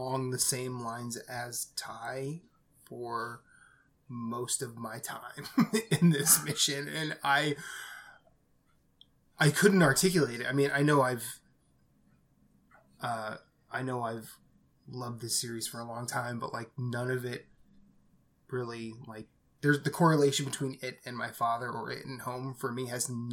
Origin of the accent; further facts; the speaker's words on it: Midwest, United States; now in Philadelphia, United States; after coming back to Philly from visiting my hometown